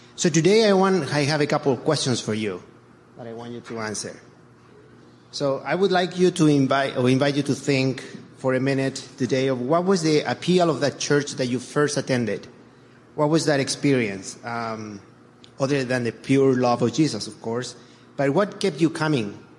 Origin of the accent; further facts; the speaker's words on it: Chile; moved away as an adult; now in United States; I was born and raised in Chile, and um, only later in life I came to the, the United States